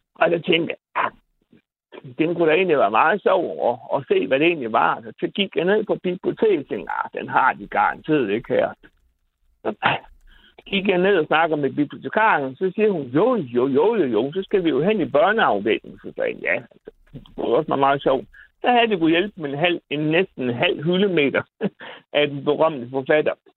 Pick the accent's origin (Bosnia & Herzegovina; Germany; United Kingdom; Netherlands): Bosnia & Herzegovina; also born or lived in Randers, Denmark / Aarhus, Denmark; now in Denmark; jeg kommer fra Bosnien